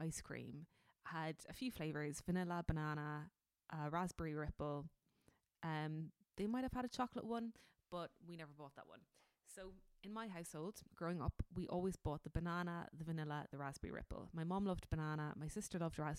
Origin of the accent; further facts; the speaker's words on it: Cork, Munster, Ireland; I'm from Cork.